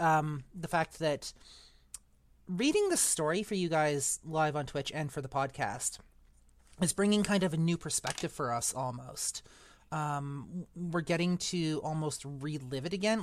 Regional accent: Eastern Canada, Canada; moved away; I am actually from Western Canada, originally from Eastern Canada

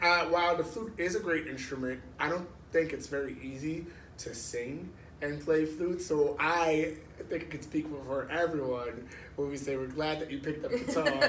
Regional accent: Asbury Park, New Jersey, United States; also born or lived in Red Bank, New Jersey; I grew up in Asbury

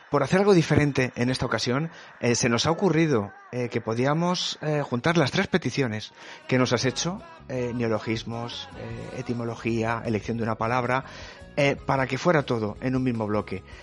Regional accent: Spain; yo como persona española de España, la verdad es que no me gustan nada

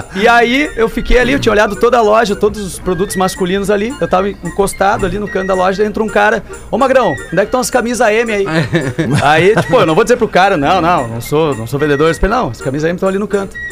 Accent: Sapiranga, Rio Grande do Sul, Brazil; Eu sou de Sapiranga, grande Sapiranga.

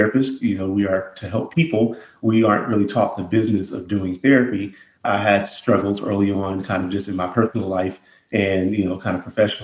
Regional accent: Los Angeles, California, United States; also born or lived in Inglewood; I grew up in South Central Los Angeles.

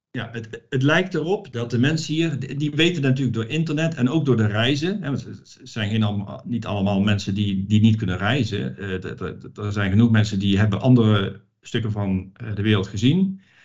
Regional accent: Netherlands; moved away as an adult; now in Romania; ik kom uit Nederland, uit een georganiseerd land

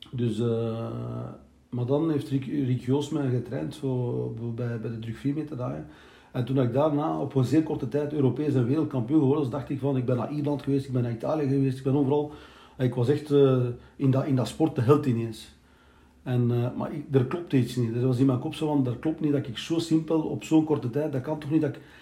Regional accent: Belgium; also born or lived in Turkey (ancestry); ik ben eh, geboren hier in België

